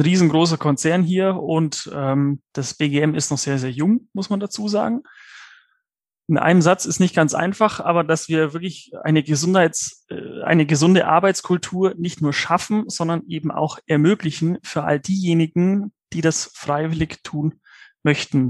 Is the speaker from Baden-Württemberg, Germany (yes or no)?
no; Allgäu, Bavaria, Germany; ich bin ja gebürtiger Allgäuer